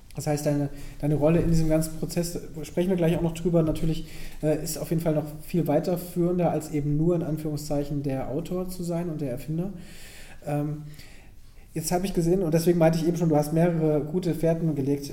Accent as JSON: {"language": "German", "area": "near Bonn", "region": "North Rhine-Westphalia", "country": "Germany", "said": "ich komme da aus der Nähe"}